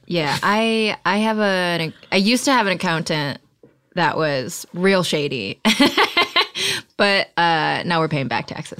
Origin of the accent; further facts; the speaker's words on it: Detroit, Michigan, United States; I grew up around Detroit